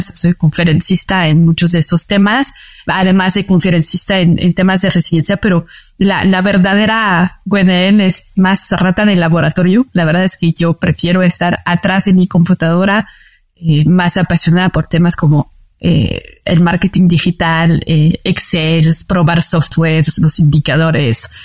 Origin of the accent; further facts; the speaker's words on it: France; Spanish is a second language; moved away as an adult; also born or lived in Paris; now in Mexico City, Mexico; Yo nací en París, pero luego toda mi vida viví eh, cerca del mar